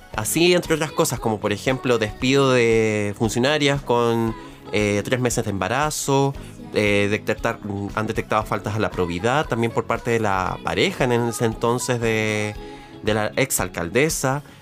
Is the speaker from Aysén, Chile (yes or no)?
no; Santiago, Santiago Metropolitan Region, Chile; yo siendo santiaguina toda mi vida